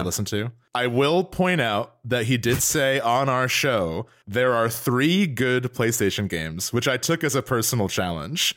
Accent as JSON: {"language": "English", "region": "New Jersey", "country": "United States", "said": "we're from North Jersey"}